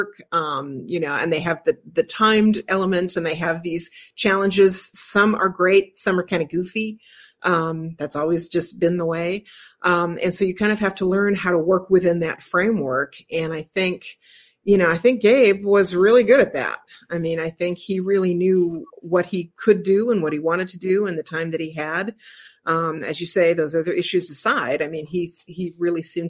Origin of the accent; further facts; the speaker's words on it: Portland, Oregon, United States; I grew up in Portland